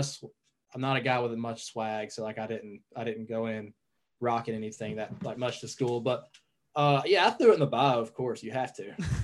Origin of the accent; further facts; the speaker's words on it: North Georgia, United States; also born or lived in Chattanooga, Tennessee; growing up in North Georgia